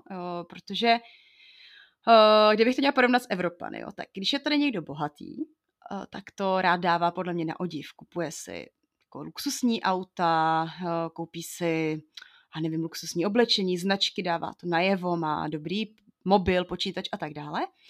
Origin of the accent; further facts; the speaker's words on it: Bohemia, Czechia; jsem z Čech